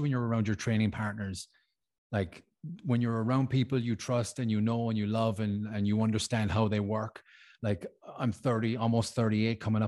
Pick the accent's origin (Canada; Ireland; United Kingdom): Ireland; now in Switzerland; I'm Irish, I live in Switzerland.